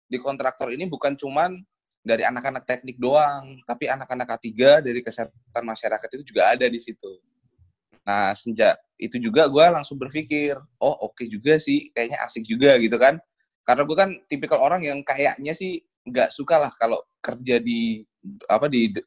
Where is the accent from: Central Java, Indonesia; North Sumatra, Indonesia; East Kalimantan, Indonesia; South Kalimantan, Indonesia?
Central Java, Indonesia; Solo; asal gue dari Solo tapi gue lagi kuliah di Semarang di Undip